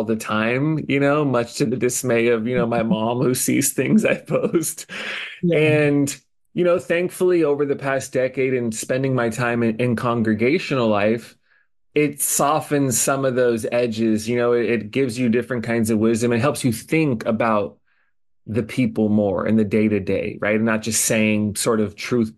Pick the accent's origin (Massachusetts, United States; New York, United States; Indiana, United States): Indiana, United States; now in Honolulu, United States; I go back to my hometown in Indiana